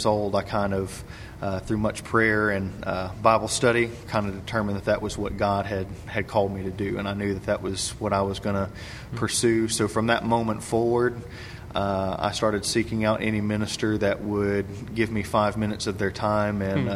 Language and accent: English; Cleveland, Tennessee, United States; I grew up in Cleveland, Tennessee